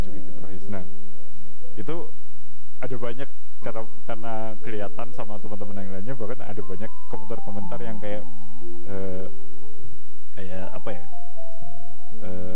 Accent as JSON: {"language": "Indonesian", "area": "Banyumas", "region": "Central Java", "country": "Indonesia", "also_born_or_lived": "Purwokerto", "said": "saya kan dari Banyumas nah, Banyumas itu uh, waktu di SMP Banyumas terus SMA akhirnya pindah ke SMA di Purwokerto"}